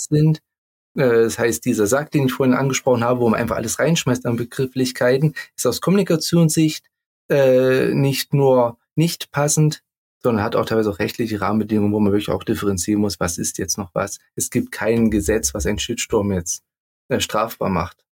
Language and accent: German; near Leipzig, Saxony, Germany; accent: Saxon; Ich komme ja auch aus der Nähe von Leipzig.